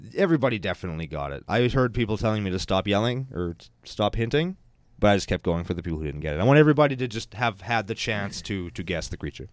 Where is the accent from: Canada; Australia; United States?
Canada; We're Canadian. Everybody in Canada has watched the raccoons.